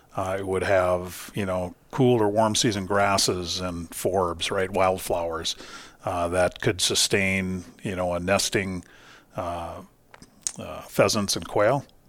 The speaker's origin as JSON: {"language": "English", "town": "Duluth", "region": "Minnesota", "country": "United States", "tie": "born or raised there", "said": "originally, I grew up in, uh, Duluth, Minnesota"}